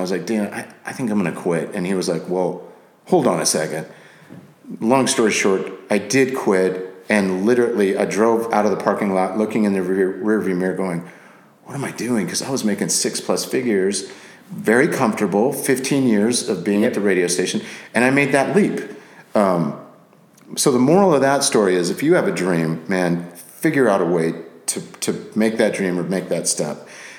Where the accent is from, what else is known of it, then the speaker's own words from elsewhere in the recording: Scotland, United Kingdom; also born or lived in Japan / England / Guam; now in United States; So I was born in Japan, raised in Scotland, England, moved to the States. We were in Guam.